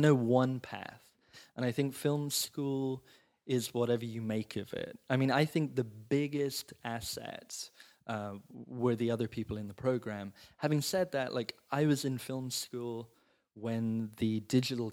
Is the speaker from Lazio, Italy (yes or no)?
yes; Rome, Lazio, Italy; moved away as an adult; also born or lived in England; now in Los Angeles, United States; I was born and raised in Rome